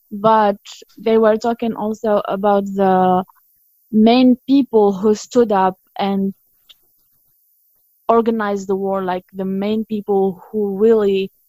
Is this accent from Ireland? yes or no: no; Béjaïa, Béjaïa Province, Algeria; English is a second language; moved away as an adult; now in United States; I'm not from the capital city. I'm from one of the biggest cities. I'm from Béjaïa. It's a coastal city.